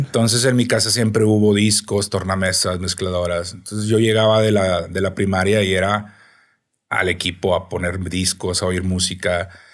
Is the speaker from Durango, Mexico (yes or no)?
no; Piedras Negras, Coahuila, Mexico; also born or lived in Mexico City; now in Monterrey, Mexico; Yo soy de Piedras Negras, Coahuila, una ciudad fronteriza